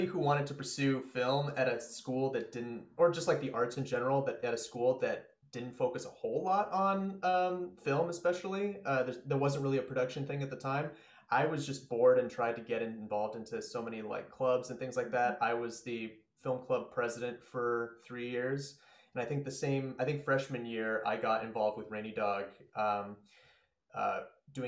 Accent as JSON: {"language": "English", "town": "Spokane", "region": "Washington", "country": "United States", "tie": "born or raised there", "also_born_or_lived": "New York", "said": "I grew up in Spokane"}